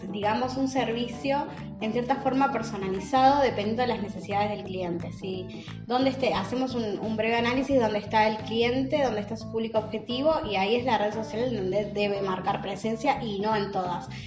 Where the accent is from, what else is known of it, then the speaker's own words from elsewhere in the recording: Venezuela; Y yo que soy venezolana.